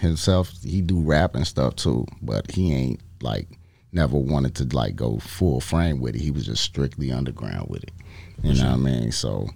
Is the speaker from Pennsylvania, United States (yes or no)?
no; Chicago, Illinois, United States; Southside Chicago